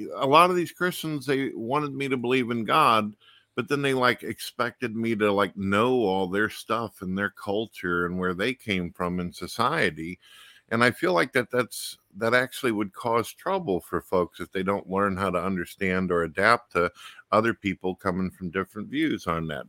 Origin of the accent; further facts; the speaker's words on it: St. Louis, Missouri, United States; I grew up in St. Louis, Missouri